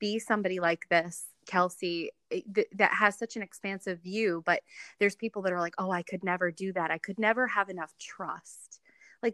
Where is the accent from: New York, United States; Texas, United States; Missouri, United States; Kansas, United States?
New York, United States; New York City; now in Ohio, United States; You know, I moved from New York City to where I live now in Ohio. And this is, my husband was born and raised here. And so coming from a big city like New York